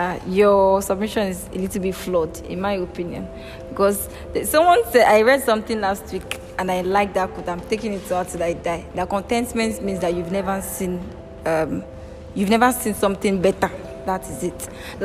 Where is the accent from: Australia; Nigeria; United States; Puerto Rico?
Nigeria